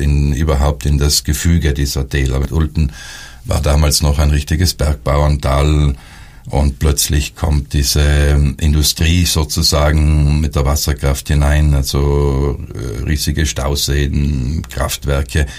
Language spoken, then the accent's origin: German; South Tyrol, Trentino-Alto Adige, Italy; bei uns Südtirolern